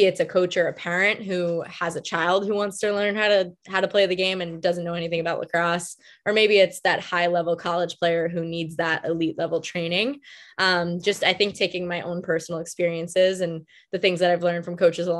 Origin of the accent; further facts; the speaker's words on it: Long Island, New York, United States; I am from New York, born and raised, Long Island, New York